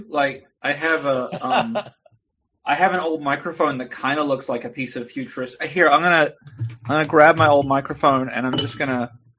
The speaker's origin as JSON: {"language": "English", "country": "New Zealand", "said": "I'm from New Zealand originally."}